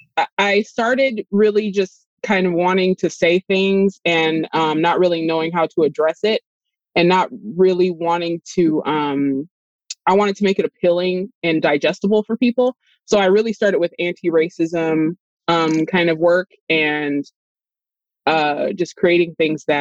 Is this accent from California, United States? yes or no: yes; Los Angeles, California, United States; I'm from Los Angeles, California